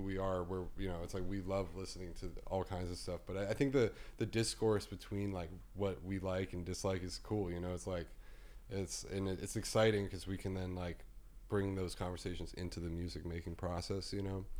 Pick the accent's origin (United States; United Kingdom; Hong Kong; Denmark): United States; New York; it's where we grew up